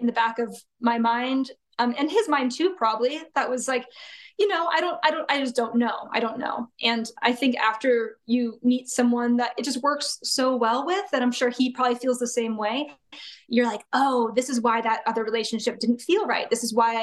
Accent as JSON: {"language": "English", "town": "Santa Clarita", "region": "California", "country": "United States", "tie": "born or raised there", "said": "I grew up in Santa Clarita. So it's about 30 minutes north of Los Angeles."}